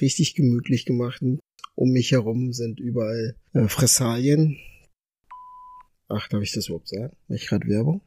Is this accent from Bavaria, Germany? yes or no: no; Berlin, Germany; born or raised there; also born or lived in Accra, Ghana